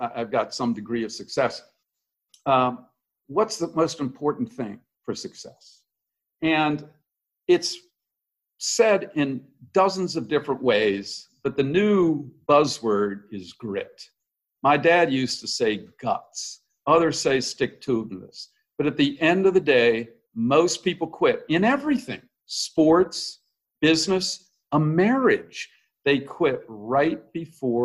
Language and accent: English; Washington, District of Columbia, United States; also born or lived in Hawaii; I grew up in Hawaii, and then I grew up in the D.C. area